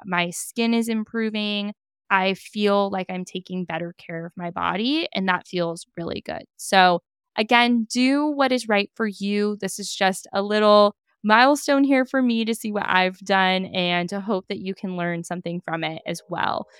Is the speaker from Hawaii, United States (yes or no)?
no; Napa, California, United States; growing up in Napa, being in Napa